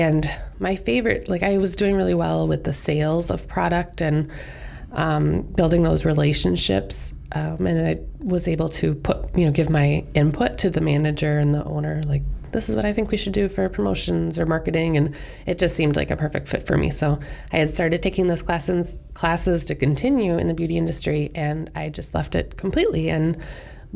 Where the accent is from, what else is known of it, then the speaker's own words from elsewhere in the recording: Plover, Wisconsin, United States; also born or lived in Iowa; I was born in Iowa, but my mom's from central Wisconsin, so I grew up living in Plover, Wisconsin. Went to Spash, Stevens Point High School